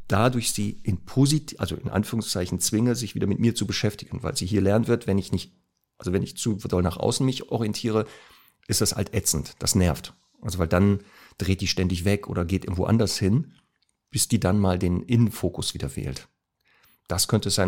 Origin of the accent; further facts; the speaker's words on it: Duisburg, North Rhine-Westphalia, Germany; moved away; also born or lived in Northern Germany; Heimatstadt ist ja Duisburg, aber ich lebe ja hier in Norddeutschland